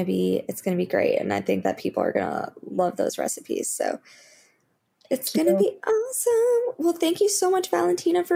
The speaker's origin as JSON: {"language": "English", "region": "Florida", "country": "United States", "tie": "born or raised there", "moved": "yes", "said": "I grew up in Florida"}